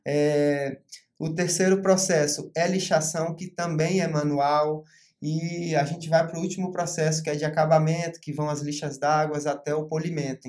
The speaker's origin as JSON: {"language": "Portuguese", "town": "Porto Seguro", "region": "Bahia", "country": "Brazil", "tie": "born or raised there", "also_born_or_lived": "Rio de Janeiro", "said": "Na verdade, eu sou carioca, né? Mas tenho o coração baiano, eu moro aqui minha vida inteira. É, vim para cá com uns 4 anos de idade"}